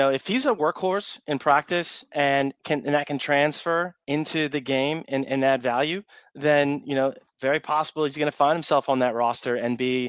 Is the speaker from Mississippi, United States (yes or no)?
no; Cleveland, Ohio, United States; now in Jacksonville Beach, United States; Although I'm from Cleveland, born and raised